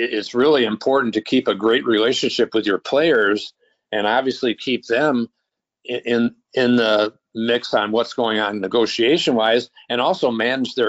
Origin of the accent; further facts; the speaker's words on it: Minnesota, United States; also born or lived in Tennessee; work in my hometown with the Vikings for 23 years